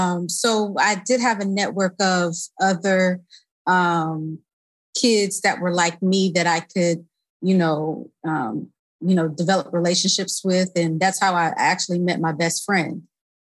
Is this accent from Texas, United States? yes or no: no; Tallahassee, Florida, United States; I grew up in Tallahassee, Florida.